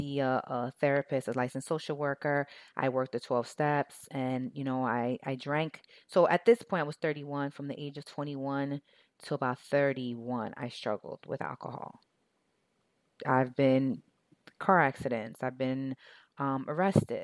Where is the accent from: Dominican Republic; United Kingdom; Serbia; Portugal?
Dominican Republic; I'm from Dominican Republic, and in Latino cultures, and specifically in the area I was from, it's normal to drink.